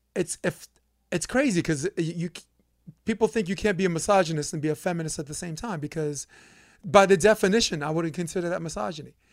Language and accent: English; New York City, New York, United States; we're both from Brooklyn